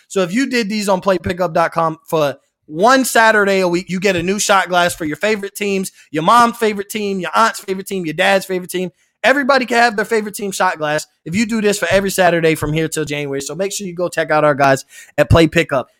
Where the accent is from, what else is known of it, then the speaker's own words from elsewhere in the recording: Tampa, Florida, United States; I grew up, I grew up in the Tampa area